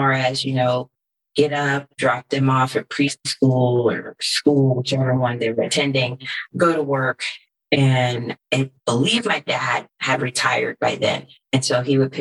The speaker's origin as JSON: {"language": "English", "region": "California", "country": "United States", "tie": "born or raised there", "also_born_or_lived": "East Coast", "moved": "as an adult", "said": "I was born and raised in California"}